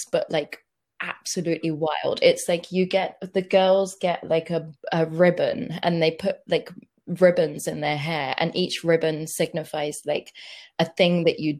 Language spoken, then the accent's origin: English; Luton, East of England, United Kingdom; I grew up in Luton. I tell people that I'm from London, but when it's an actual Brit, I'm like, oh crap, you know where I'm really from